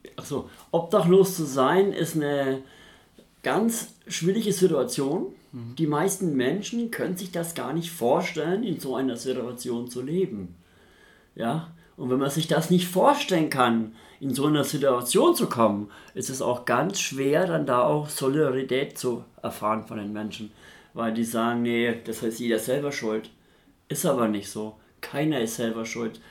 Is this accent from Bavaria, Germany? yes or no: yes; Nuremberg, Bavaria, Germany; moved away as an adult; now in Hamburg, Germany; ich komme aus Nürnberg, bin ein Franke, bin damals in Nürnberg obdachlos geworden und in Nürnberg wollte ich nicht bleiben, weil da bin ich aufgewachsen.